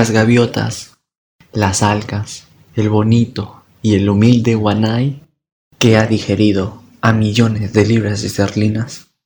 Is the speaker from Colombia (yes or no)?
no; Peru; Este poema habla de mi Perú y lo que hemos enfrentado como peruanos.